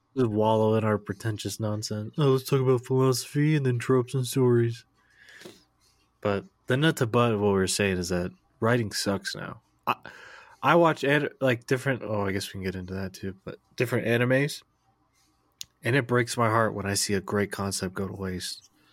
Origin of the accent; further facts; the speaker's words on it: United States; as an American